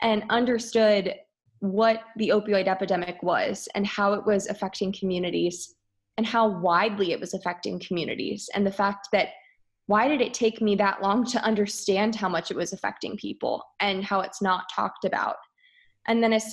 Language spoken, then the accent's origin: English; Philadelphia, Pennsylvania, United States; also born or lived in Michigan / Virginia; I grew up outside of Philadelphia and I really never moved. I was here in a suburban Philadelphia for my entire life